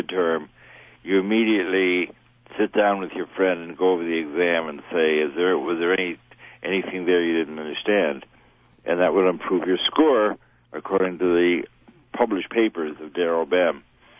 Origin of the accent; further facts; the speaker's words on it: New York City, New York, United States; Well, I got involved in ESP growing up in New York City, where I was interested in stage magic.